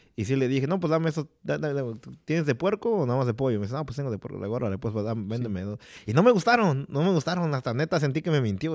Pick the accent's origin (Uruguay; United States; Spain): United States; Chicago, Illinois; en la calle donde crecí yo, en la Fullerton y en la Diversi